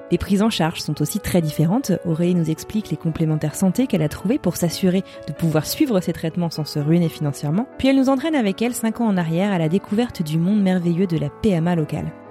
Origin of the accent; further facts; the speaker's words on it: Les Sables-d'Olonne, Pays de la Loire, France; moved away as an adult; also born or lived in Paris; Alors je viens des Sables d'Olonne, c'est en Vendée